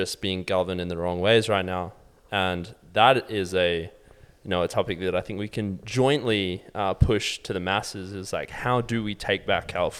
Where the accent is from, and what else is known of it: Australia; born or raised there; moved away